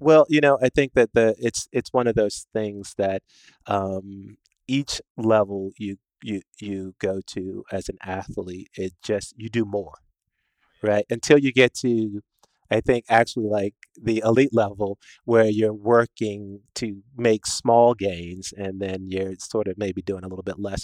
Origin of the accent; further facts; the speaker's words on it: Washington, District of Columbia, United States; I was born in Washington D.C.